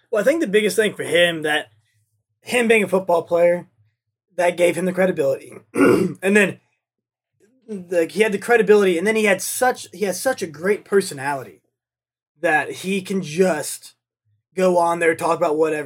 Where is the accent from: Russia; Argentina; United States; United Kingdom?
United States; the South; I'm from the South and I'm poor